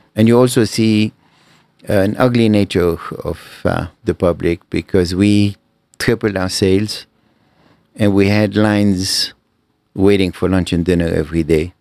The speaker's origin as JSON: {"language": "English", "country": "Lebanon", "tie": "born or raised there", "also_born_or_lived": "Cairo, Egypt", "moved": "as an adult"}